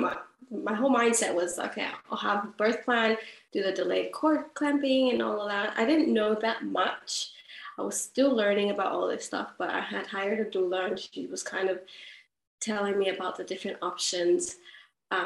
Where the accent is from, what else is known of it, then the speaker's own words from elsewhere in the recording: California, United States; now in Perth, Australia; I'm from California